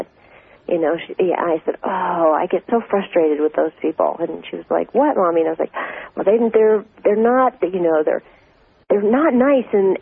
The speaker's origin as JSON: {"language": "English", "region": "Minnesota", "country": "United States", "tie": "born or raised there", "said": "I was raised in Minnesota"}